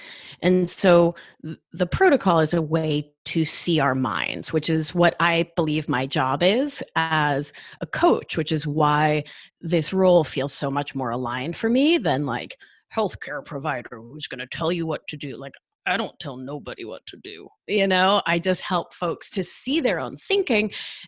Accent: Argentina; moved away; I mean, I'm from Argentina and we left during the dirty war.

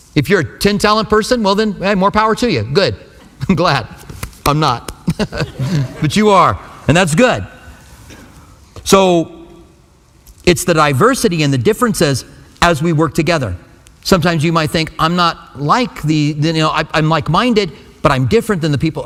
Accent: Albuquerque, New Mexico, United States; moved away as an adult; now in Tucson, United States; I grew up in Albuquerque

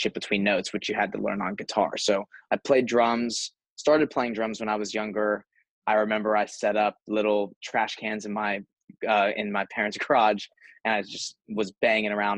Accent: San Diego, California, United States; moved away as an adult; now in Nashville, United States; I grew up in San Diego, California.

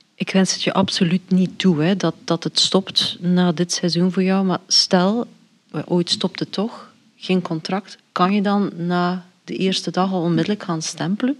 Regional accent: Belgium

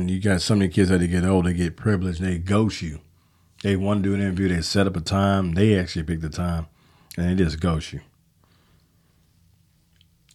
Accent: Chicago, Illinois, United States; I'm from Chicago, South Side of Chicago

